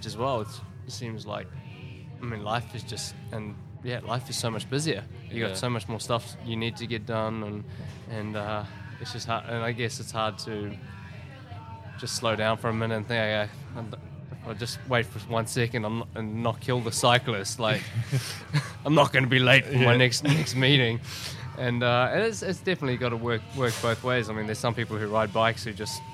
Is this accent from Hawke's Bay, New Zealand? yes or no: no; Auckland, New Zealand; my hometown in Auckland